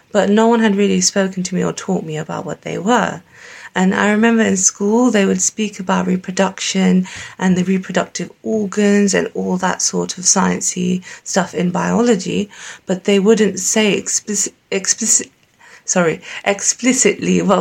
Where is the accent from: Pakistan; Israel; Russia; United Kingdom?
Pakistan; So, I'm Pakistani and I grew up very confused because my culture said one thing my religion said the other thing, and my parents were very cultural.